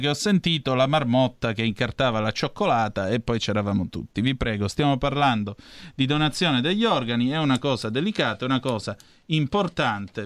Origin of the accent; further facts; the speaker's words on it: Vibo Valentia, Calabria, Italy; vengo da Vibo Valencia